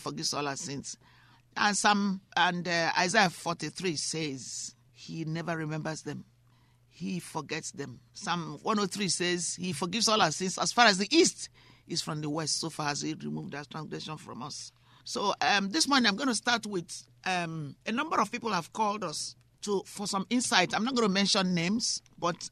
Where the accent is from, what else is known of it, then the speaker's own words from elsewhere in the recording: Nigeria; also born or lived in United Kingdom; now in United States; I was born in Nigeria. I'm also British